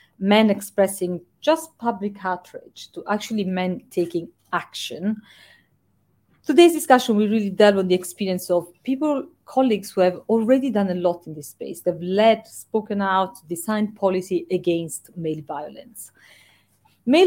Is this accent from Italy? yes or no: yes; Italy; now in United Kingdom; in my home country, in Italy